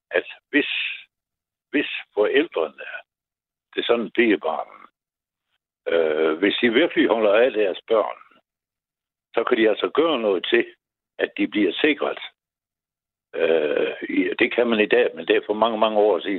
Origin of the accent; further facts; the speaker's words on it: Aarhus, Central Denmark Region, Denmark; born there; Jeg, jeg blev født på Fødselsstiftelsen i Aarhus.